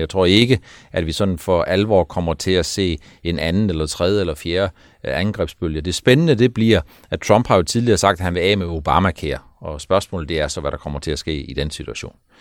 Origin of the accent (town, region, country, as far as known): Denmark